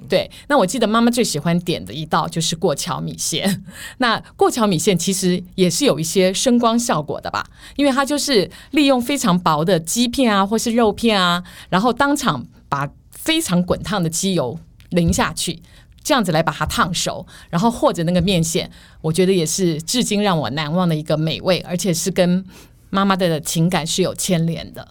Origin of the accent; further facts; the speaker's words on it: Taiwan; also born or lived in Northeast China (family origin); 客家菜在我们台湾人的心里是有一定举足轻重的地位